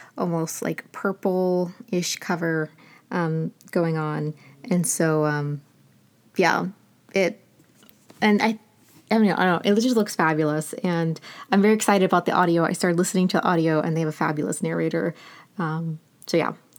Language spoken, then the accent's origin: English; Appalachia, United States; moved away; I grew up in rural Appalachia